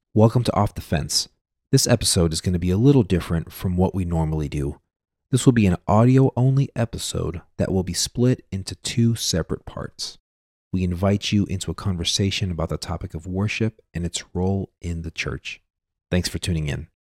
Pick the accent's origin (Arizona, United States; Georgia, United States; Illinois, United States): Georgia, United States; Atlanta; moved away; I grew up in Atlanta